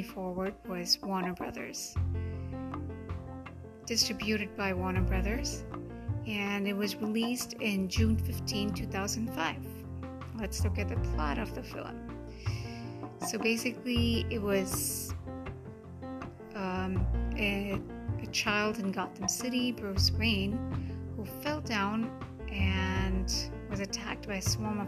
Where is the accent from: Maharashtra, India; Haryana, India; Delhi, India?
Maharashtra, India; Mumbai; first language Hindi; English is a second language; I'm from India, from Mumbai. Hindi is native to me.